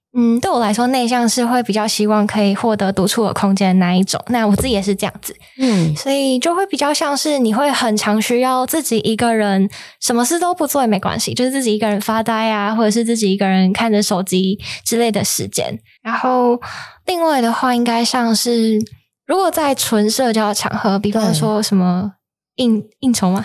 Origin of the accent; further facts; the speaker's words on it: Tainan, Taiwan; 我自己的话是一个就喜欢喝无糖茶的台南人